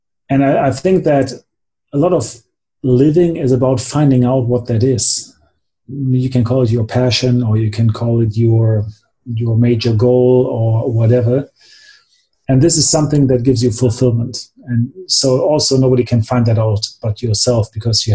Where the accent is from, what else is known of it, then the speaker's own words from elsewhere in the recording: Germany; also born or lived in United States; I'm from Germany, but I went to high school for 1 year in the United States